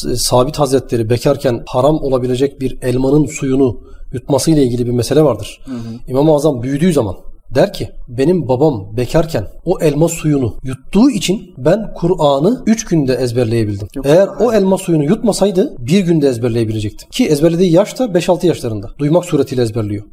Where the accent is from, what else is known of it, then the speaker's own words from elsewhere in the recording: Manisa, Turkey; Manisa'da büyüdüm öğrenciydim ben